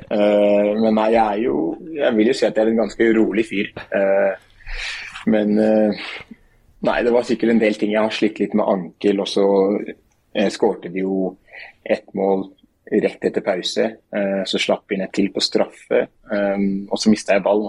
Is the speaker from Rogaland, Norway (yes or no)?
no; Oslo, Norway; moved away as an adult; now in Skien, Norway; Det er jo Oslo der jeg kommer fra